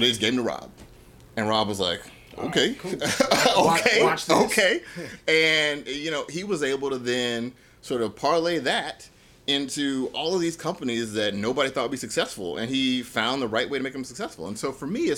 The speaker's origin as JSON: {"language": "English", "town": "Chicago", "region": "Illinois", "country": "United States", "tie": "born or raised there", "said": "I grew up in South Side of Chicago"}